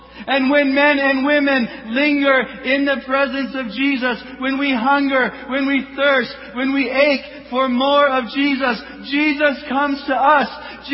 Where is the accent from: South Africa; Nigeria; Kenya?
Kenya; born there; I was born in Kenya.